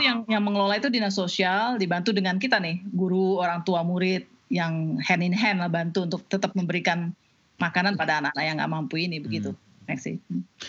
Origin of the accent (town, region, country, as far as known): Jakarta, Indonesia; born or raised there; moved away as an adult; also born or lived in Aceh; now in Washington, United States